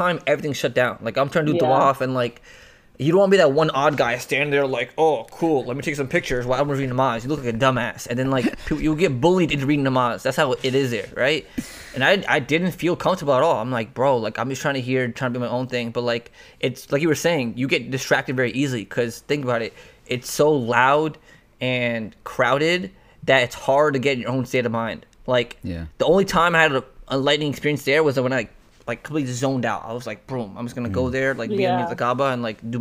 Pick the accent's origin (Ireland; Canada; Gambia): Canada; moved away; also born or lived in London, England / Toronto / Connecticut; I was born in London, England. Raised in Canada